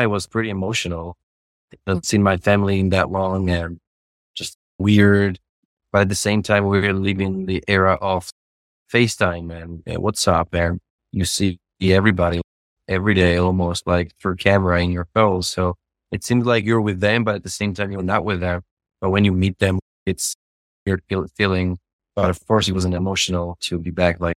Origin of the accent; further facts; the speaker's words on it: Tbilisi, Georgia; moved away as an adult; now in United States; I'm from Tbilisi, Georgia. Moved to United States in 2015, and I was like 20 years old